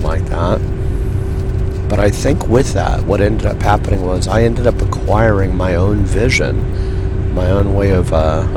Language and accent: English; Yorba Linda, California, United States; moved away as an adult; also born or lived in Redondo Beach, California / Los Angeles, California; now in Portland, United States; I grew up in Yorba Linda